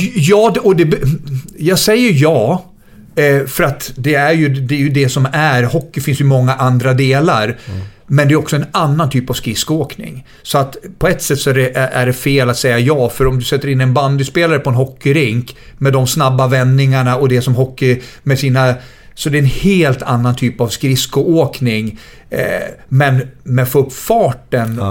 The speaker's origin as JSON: {"language": "Swedish", "town": "Västerås", "region": "Västmanland", "country": "Sweden", "tie": "born or raised there", "also_born_or_lived": "Gothenburg / Leicester", "moved": "as an adult", "said": "jag kommer från Västerås, arbetargrabb."}